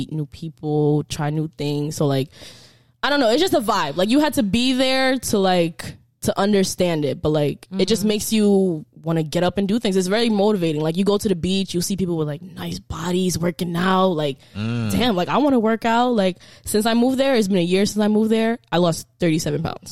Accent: New York, United States; moved away as an adult; also born or lived in Haiti; now in Florida, United States; I'm from New York. I'm fast paced

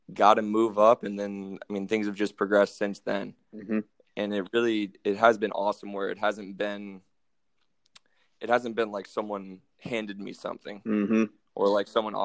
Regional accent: Champaign, Illinois, United States; moved away as an adult; also born or lived in Indiana / St. Louis, Missouri; now in Finland; I'm from Champaign, Illinois. That's about 2 hours south of Chicago

